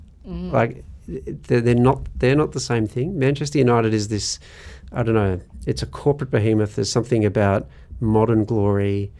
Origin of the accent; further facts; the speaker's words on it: Australia; my sensitivity as an Australian supporter who's just not used to seeing crowds behaving quite this way.